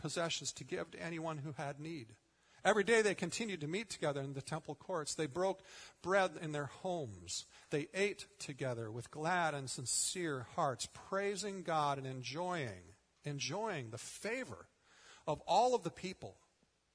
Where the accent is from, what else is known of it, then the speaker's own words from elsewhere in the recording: United States; as American Christians